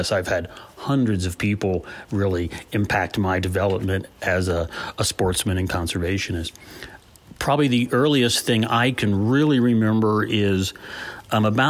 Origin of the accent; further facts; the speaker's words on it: Columbus, Ohio, United States; I grew up in a suburban neighborhood on the southwest side of Columbus, not far from where I live today